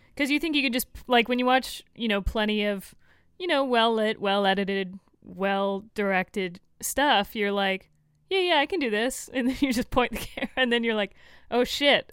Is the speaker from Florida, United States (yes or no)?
yes; Florida, United States; I am from Florida